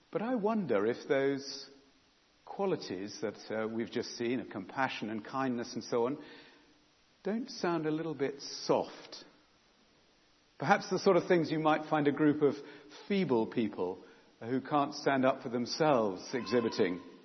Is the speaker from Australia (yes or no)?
no; England, United Kingdom; own up to being English